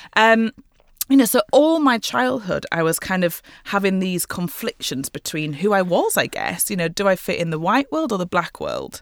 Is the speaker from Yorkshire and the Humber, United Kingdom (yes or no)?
yes; Leeds, Yorkshire and the Humber, United Kingdom; now in London, United Kingdom; to Leeds, to my hometown